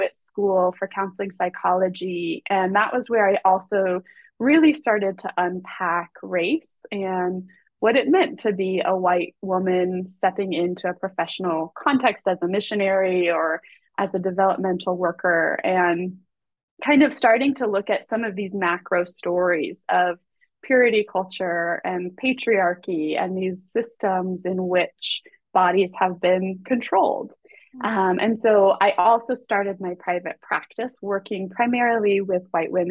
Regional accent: Colorado Springs, Colorado, United States; now in Seattle, United States; I currently live in Seattle and I grew up in Colorado Springs

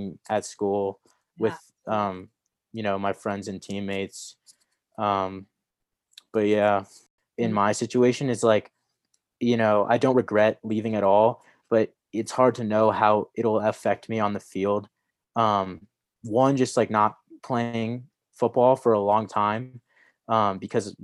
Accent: Columbus, Ohio, United States; moved away; I grew up in Columbus

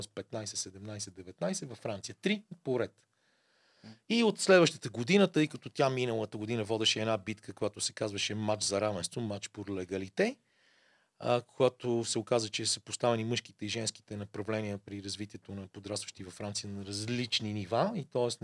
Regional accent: Bulgaria; ние му викам от България

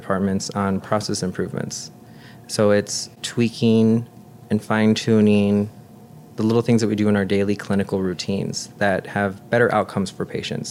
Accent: West Suburbs of Chicago, Illinois, United States; We grew up here in the West Burbs, and even in nursing school, I always knew I wanted to work at one of the bigger hospitals

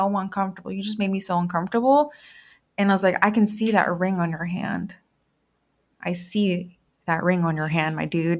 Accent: Guadalajara, Jalisco, Mexico; I've been told before that some people can tell that I'm from Guadalajara because of my complexion and my eye color.

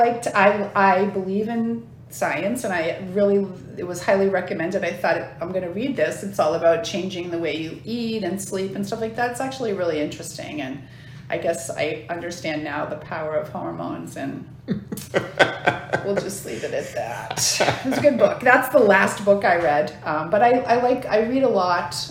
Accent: Massachusetts, United States; moved away as an adult; also born or lived in Washington, D.C. / Maine; now in Orange County, Virginia, United States; I moved from Massachusetts when I was 18 to D.C.

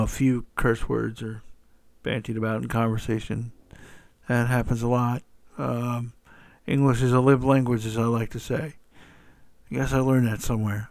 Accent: Atlanta, Georgia, United States; my hometown of Atlanta, Georgia

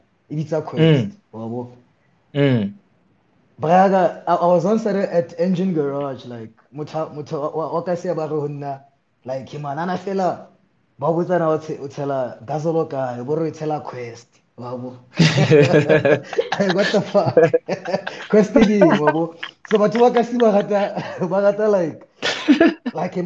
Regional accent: Welkom, Free State, South Africa; my hometown

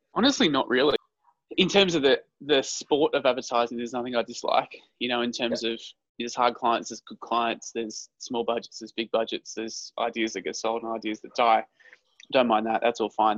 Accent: Queensland, Australia; moved away; also born or lived in Melbourne; So I grew up in Queensland, so you graduate school when you're 17 in Queensland.

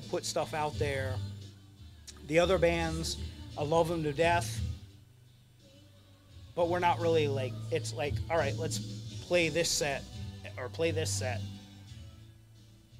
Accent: Fairfax, Virginia, United States; moved away as an adult; now in Baltimore, United States; I grew up in Fairfax

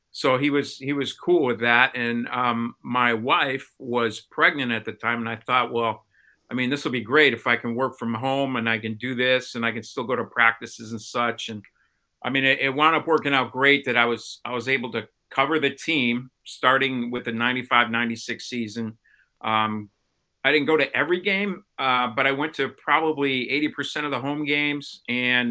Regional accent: Chicago, Illinois, United States; moved away as an adult; also born or lived in Baltimore; I moved from Chicago, where I kind of grew up, to Baltimore

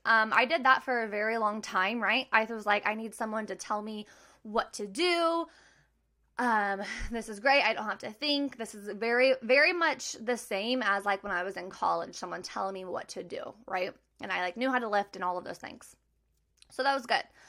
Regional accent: Maryville, Missouri, United States; moved away as an adult; now in Kansas City, United States; I'm originally from Maryville, Missouri. I now live in Kansas City with my husband

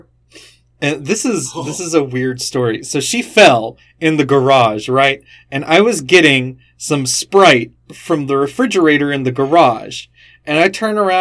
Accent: Alabama and Florida, the South, United States; I grew up in Alabama and Florida, and my mom and her parents were from New York

